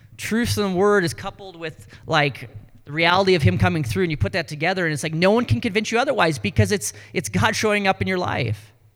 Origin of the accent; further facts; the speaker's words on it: North Dakota, United States; accent: Canadian; now in Ames, United States; I'm from North Dakota, Southern Canada